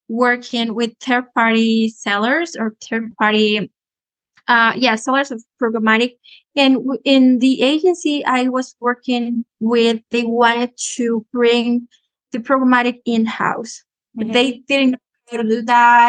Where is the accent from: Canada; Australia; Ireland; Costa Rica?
Costa Rica; I'm from Costa Rica, and I'm a digital marketing, paid media, and programmatic expert.